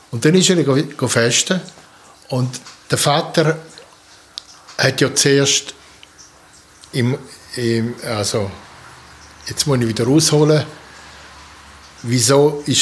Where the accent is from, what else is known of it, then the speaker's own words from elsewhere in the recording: Poland; born there; Ich bin geboren in Polen am 13.08.1948 in Swotow.